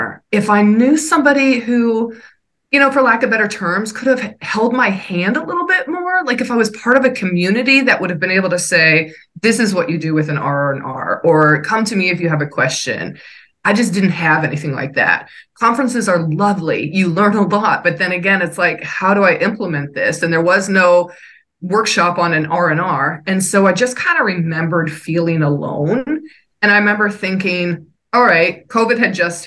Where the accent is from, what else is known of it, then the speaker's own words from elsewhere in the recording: New York City, New York, United States; I'm from New York